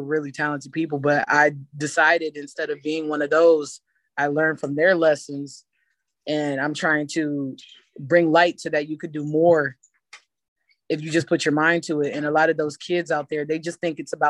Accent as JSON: {"language": "English", "town": "Ravenna", "region": "Ohio", "country": "United States", "said": "I'm from Ravenna, Ohio, a small town that's underestimated"}